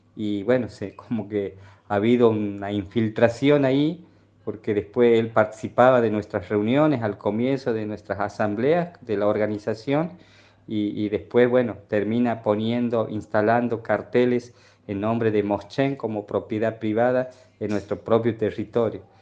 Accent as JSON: {"language": "Spanish", "area": "Pozo del Castaño", "region": "Santiago del Estero", "country": "Argentina", "said": "El Pozo del Castaño es una comunidad que está ubicada al norte entre los departamentos Figueroa y Moreno, y ahí nomás está Alberdi, somos eh, base del MOCASE"}